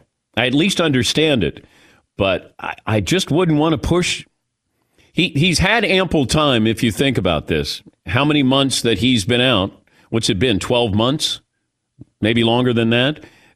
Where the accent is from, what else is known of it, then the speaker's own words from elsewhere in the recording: Ohio, United States; I'm from Ohio